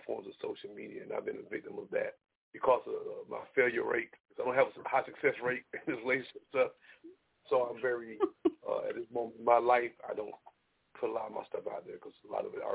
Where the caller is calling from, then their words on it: South Carolina, United States; I'm calling from South Carolina